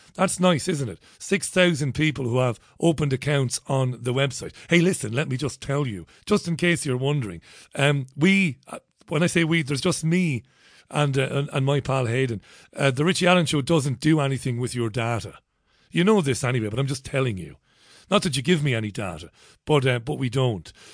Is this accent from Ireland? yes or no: yes; Ireland; now in United Kingdom; I'm an Irish guy